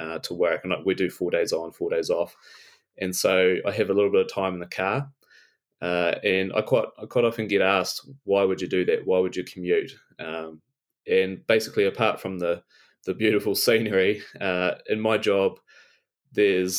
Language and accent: English; Invercargill, Southland, New Zealand; moved away as an adult; now in Te Anau, New Zealand; I'm originally from Invercargill